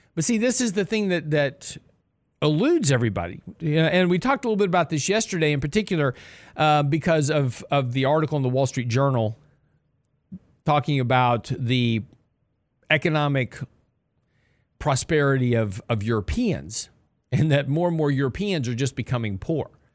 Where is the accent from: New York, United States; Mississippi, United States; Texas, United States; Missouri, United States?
Texas, United States; Lake Jackson; I grew up in Lake Jackson, right on the coast of, uh, Texas, which is down by Freeport